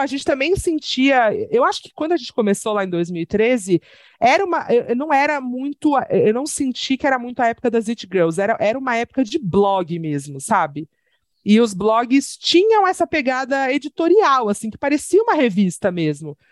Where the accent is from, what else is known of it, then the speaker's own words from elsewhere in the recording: Santos, São Paulo, Brazil; now in São Paulo, Brazil; E sou de Santos, tenho um cachorro maravilhoso, duas gatas maravilhosas e moro em São Paulo